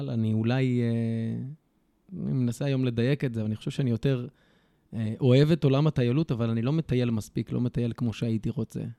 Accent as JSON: {"language": "Hebrew", "town": "Karkur", "region": "Haifa District", "country": "Israel", "tie": "born or raised there", "also_born_or_lived": "Beersheba / Bnei Atarot", "moved": "yes", "lives_now": "Mageshimim, Israel", "said": "גדלתי בקרקור, התגלגלתי uh, בחיים uh, להרבה מקומות בארץ."}